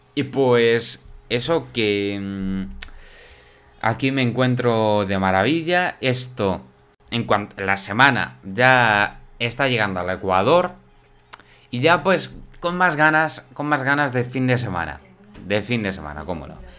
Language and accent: Spanish; Villanueva de la Serena, Extremadura, Spain; yo soy de Villanueva de la Serena